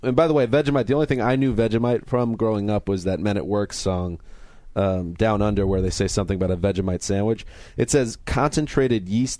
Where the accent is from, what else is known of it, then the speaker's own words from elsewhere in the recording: United States; I'm an American.